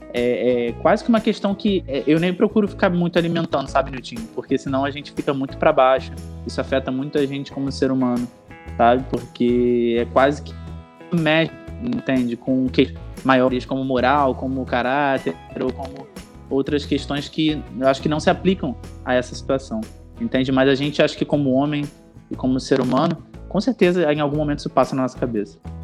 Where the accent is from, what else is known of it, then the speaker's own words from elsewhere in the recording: Rio de Janeiro, Brazil; eu sou carioca, eu tenho 31 anos.